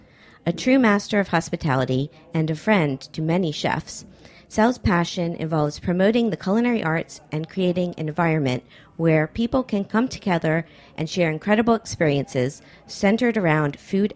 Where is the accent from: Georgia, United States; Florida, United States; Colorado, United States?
Florida, United States; Miami; Well, growing up in Miami, we had tuna fish a lot in our household, but our trick was to put apples in it.